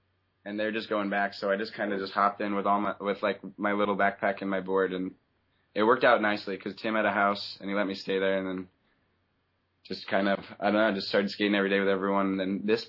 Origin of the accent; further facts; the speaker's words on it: Orange County, Southern California, United States; I grew up in Southern California, like Orange County.